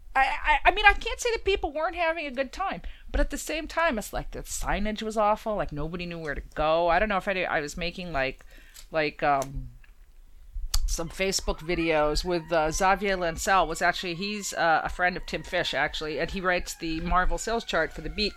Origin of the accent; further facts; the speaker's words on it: New York, United States; as a New Yorker